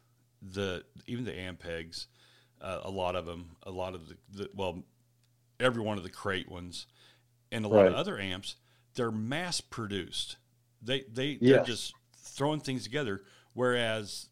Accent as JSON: {"language": "English", "town": "Kansas City", "country": "United States", "said": "I'm actually from Kansas City"}